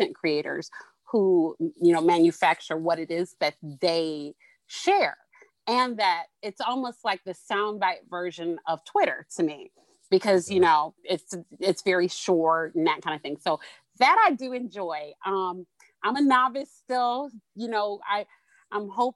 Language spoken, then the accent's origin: English; Detroit, Michigan, United States; now in Toledo, United States; I'm actually based in Toledo, Ohio right now by way of Detroit, Michigan. I'm originally from Detroit